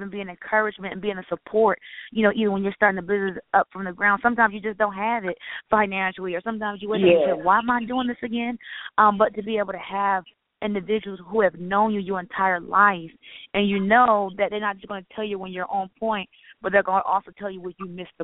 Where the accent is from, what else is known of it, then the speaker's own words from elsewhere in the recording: Philadelphia, Pennsylvania, United States; now in Atlanta, United States; I'm initially from Philadelphia